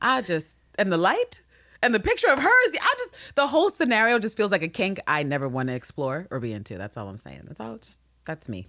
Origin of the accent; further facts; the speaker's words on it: New York, United States; I'm a New Yorker